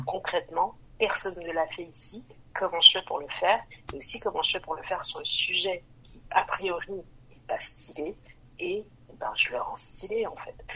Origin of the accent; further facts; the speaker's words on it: Montreal, Quebec, Canada; moved away as an adult; also born or lived in Vancouver, Canada; now in France; moi j'ai grandi à Montréal